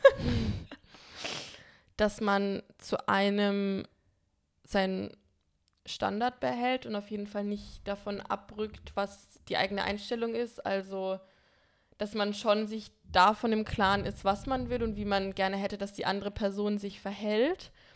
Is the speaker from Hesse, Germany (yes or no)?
no; Bamberg, Bavaria, Germany; now in Berlin, Germany; fahre in die Heimat zu meinen Freunden nach Bamberg